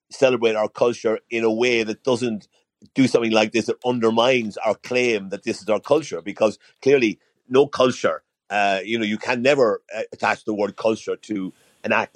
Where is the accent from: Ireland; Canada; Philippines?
Ireland; also born or lived in Dublin; as an Irishman